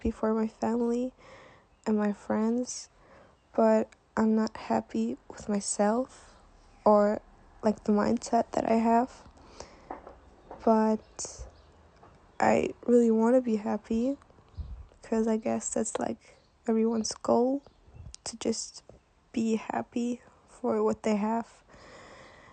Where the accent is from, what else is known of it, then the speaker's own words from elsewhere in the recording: Germany; I'm 16, and I'm from Germany